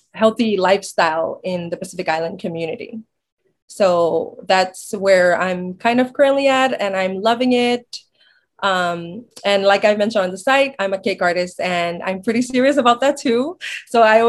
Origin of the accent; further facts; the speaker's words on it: Chuuk, Micronesia; moved away as an adult; now in Oregon, United States; I grew up in Chuuk all my life